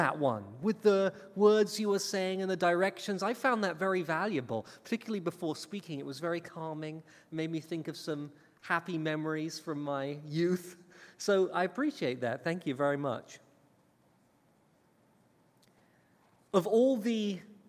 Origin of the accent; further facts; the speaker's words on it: England, United Kingdom; now in United States; I was banished from England and sent here to America